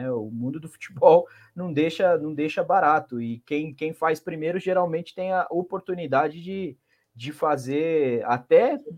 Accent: São Paulo, Brazil; Gente, eu conheço gente, eu sou aqui de Itaquera, eu moro em Itaquera, né? Reduto dos caras aqui. Eu, eu vejo isso por, aqui na, dentro de São Paulo.

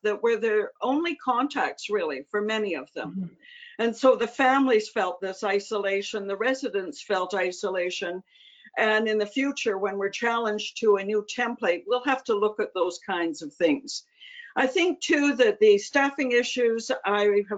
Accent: Canada; as a Canadian

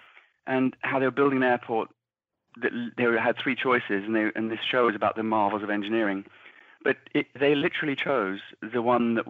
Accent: England, United Kingdom; now in Ireland; I'm living here where it looks, I'm English, obviously, but it looks very much like England.

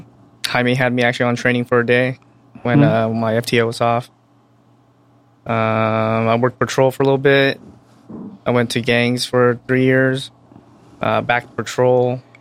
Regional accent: Pomona, California, United States; also born or lived in Orlando, Florida; I was born and raised in Pomona.

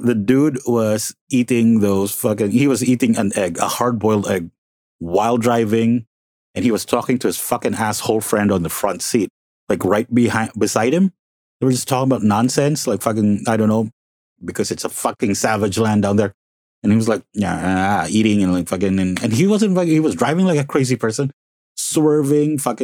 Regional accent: Calabarzon, Philippines; moved away as an adult; also born or lived in Las Piñas City; now in Mandaluyong, Philippines; My actual hometown is Las Piñas City, and it's a nice little city. But I did study in Cavite. Like, I just keep telling everyone that, you know, the hometown is Cavite because I did study there. Since kindergarten, all, like, I finished college in Cavite

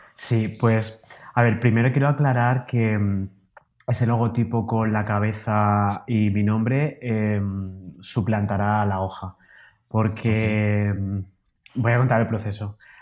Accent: Alicante, Valencian Community, Spain; now in Madrid, Spain; yo soy de Alicante, de una ciudad de la costa de, España

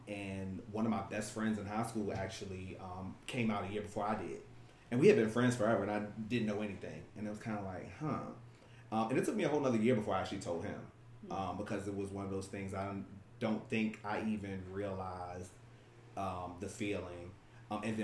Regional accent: Richmond, Virginia, United States; I'm born and raised right here in Richmond, Virginia.

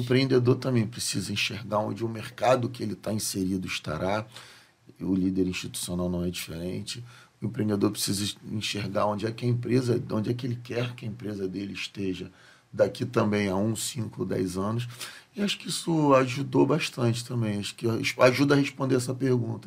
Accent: Rio de Janeiro, Brazil; o estado em que eu escolhi não nascer, né? Nascer não foi uma escolha. Uhum. Onde eu nasci, mas eu escolhi uhum. permanecer e criar os meus filhos

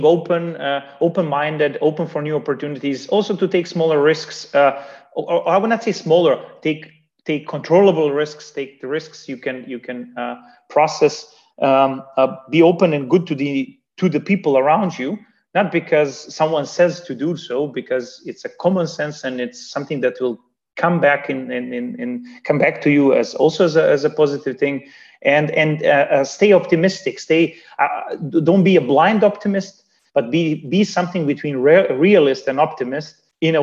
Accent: Banja Luka, Republika Srpska, Bosnia & Herzegovina; now in Hamburg, Germany; me from Germany helping the society where I was born and raised with, helping my hometown of Banja Luka

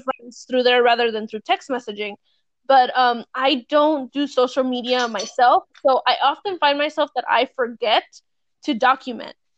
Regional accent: California, United States; moved away; I'm from California, I used to live there

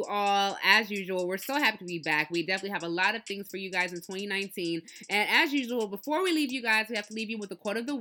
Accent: Nigeria; I'm Nigerian

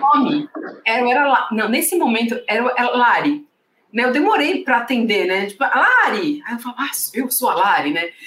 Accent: Santos, São Paulo, Brazil; sou de Santos

